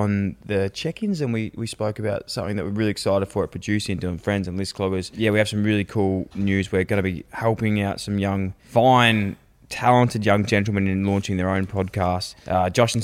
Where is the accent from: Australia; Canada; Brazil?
Australia; Growing up in Australia